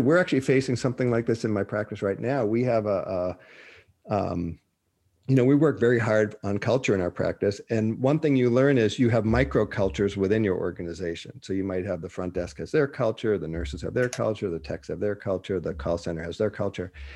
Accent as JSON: {"language": "English", "town": "Boston", "region": "Massachusetts", "country": "United States", "also_born_or_lived": "Minnesota", "moved": "yes", "said": "I'm from Boston."}